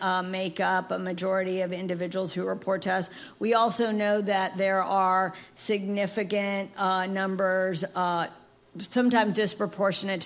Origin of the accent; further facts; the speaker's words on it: Montgomery, Alabama, United States; as a child growing up in Montgomery, Alabama